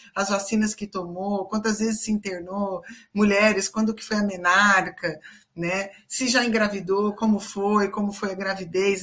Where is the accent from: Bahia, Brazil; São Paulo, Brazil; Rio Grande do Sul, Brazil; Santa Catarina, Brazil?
São Paulo, Brazil; Campinas; eu sou de Campinas, né? Para quem não sabe, eu sou de Campinas, eu atendo aqui presencialmente.